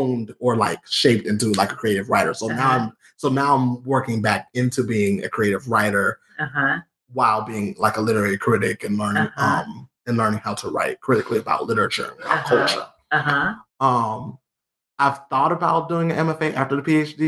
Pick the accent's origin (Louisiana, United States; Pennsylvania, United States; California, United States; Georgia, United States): Georgia, United States; Columbus; moved away as an adult; now in Lawrence, United States; I'm from Georgia. I'm born and raised in Columbus, Georgia